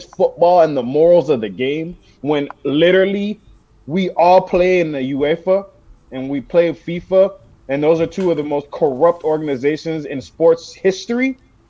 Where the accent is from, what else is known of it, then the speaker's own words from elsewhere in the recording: Miami, Florida, United States; in Miami, my hometown.